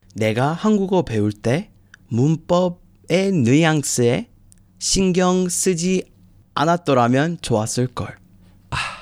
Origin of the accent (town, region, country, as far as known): United States; Korean is a second language; moved away as an adult; now in Busan, South Korea